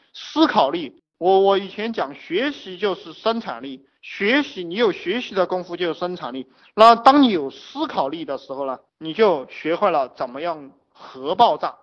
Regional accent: China; 我们中国人很含蓄哈

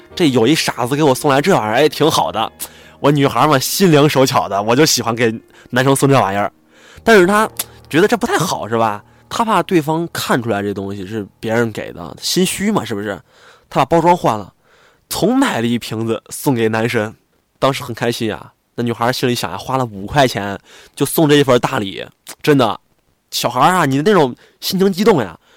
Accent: Xi'an, Shaanxi, China; 我是在西安嘛，我西安人

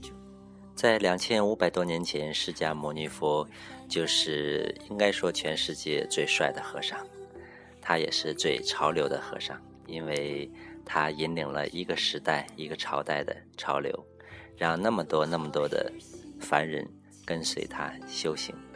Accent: Northeast China, China; moved away; 我是东北人

